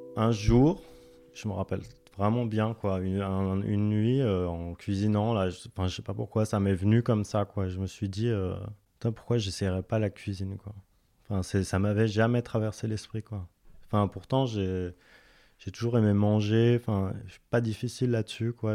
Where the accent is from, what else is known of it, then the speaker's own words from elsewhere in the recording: Dijon, Bourgogne-Franche-Comté, France; Je suis né à Dijon. J'ai fait mes études à Dijon